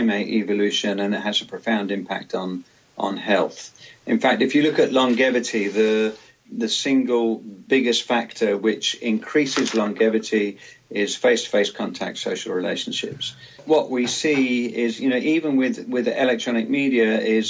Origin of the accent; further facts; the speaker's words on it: London, United Kingdom; moved away; also born or lived in Cornwall; when I was a kid growing up in London